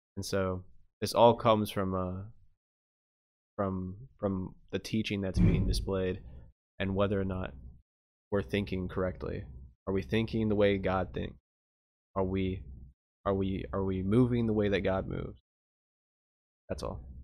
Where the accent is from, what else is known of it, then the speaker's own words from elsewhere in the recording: United States; we're American